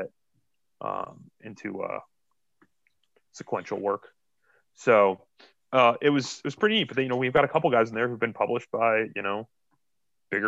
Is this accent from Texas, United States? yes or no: no; Akron, Ohio, United States; I'm actually from Akron